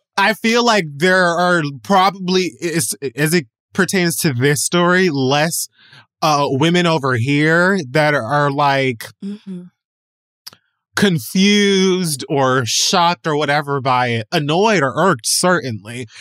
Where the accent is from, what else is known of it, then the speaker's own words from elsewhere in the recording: Jamaica; I'm Jamaican